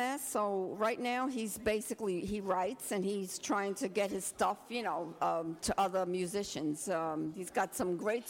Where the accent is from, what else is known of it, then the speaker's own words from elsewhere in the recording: New York City, New York, United States; also born or lived in Ridgewood, Queens / Bedford-Stuyvesant / Cypress Hills / Canarsie; Yeah, but I'm from Brooklyn, and the first time I lived in the city was in 1975.